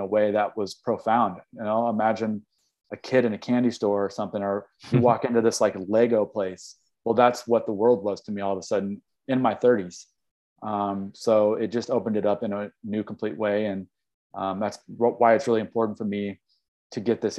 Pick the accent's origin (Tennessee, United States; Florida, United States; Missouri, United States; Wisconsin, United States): Missouri, United States; Kansas City; moved away as an adult; also born or lived in Humboldt County, California / East Coast; now in Mendocino, United States; I grew up in Kansas City, Missouri. I lived there for 30 years.